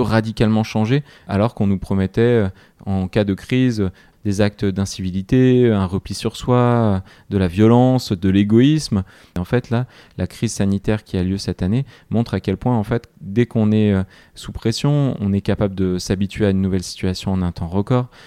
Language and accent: French; Grenoble, Auvergne-Rhône-Alpes, France; Je suis grenoblois